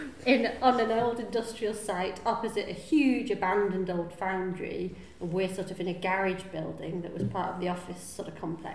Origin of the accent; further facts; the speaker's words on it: Yorkshire and the Humber, United Kingdom; moved away as an adult; also born or lived in Boston; I grew up in North Yorkshire